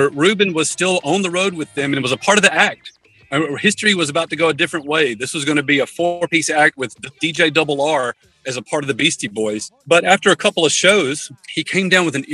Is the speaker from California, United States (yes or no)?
no; Columbus, Georgia, United States; my hometown of Columbus, Georgia